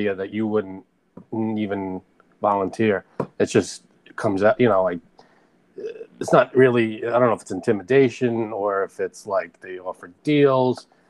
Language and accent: English; New York, United States; I grew up in New York